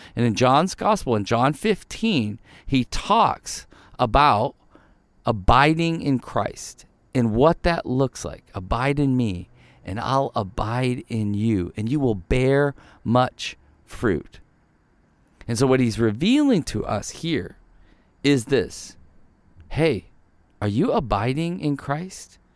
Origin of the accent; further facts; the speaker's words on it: Ohio, United States; also born or lived in Michigan; now in Arizona, United States; I grew up in Ohio